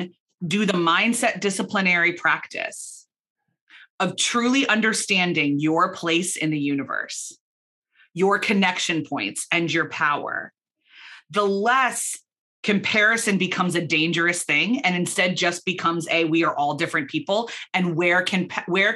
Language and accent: English; United States; moved away as an adult; also born or lived in Belfast, Northern Ireland; now in Philadelphia, United States; I was born in America.